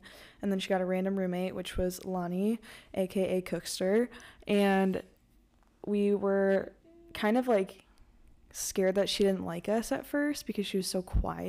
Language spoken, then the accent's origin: English; Lake Villa, Illinois, United States; moved away as an adult; now in Milwaukee, United States; I'm from Lakeville, Illinois, which is like the Six Flags area.